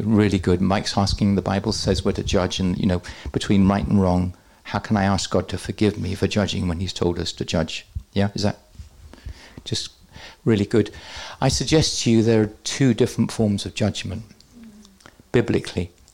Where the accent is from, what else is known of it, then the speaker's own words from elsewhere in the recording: England, United Kingdom; I'm English